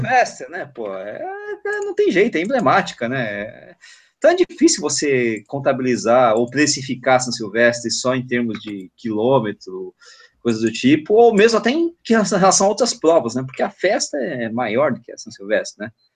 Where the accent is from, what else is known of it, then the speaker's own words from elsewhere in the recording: São Paulo, Brazil; eu que sou paulistano, que moro em São Paulo